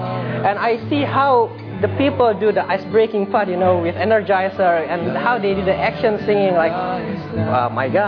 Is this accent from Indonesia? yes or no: yes; Indonesia; now in Melbourne, Australia; I came from Indonesia